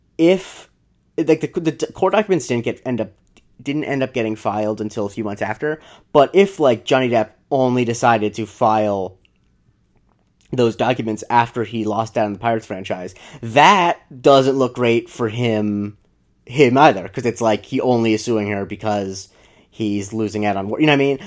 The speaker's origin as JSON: {"language": "English", "region": "Florida", "country": "United States", "tie": "born or raised there"}